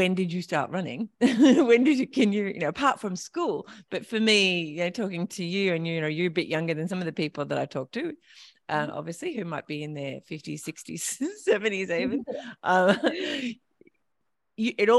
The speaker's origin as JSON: {"language": "English", "country": "Australia", "said": "as an Australian"}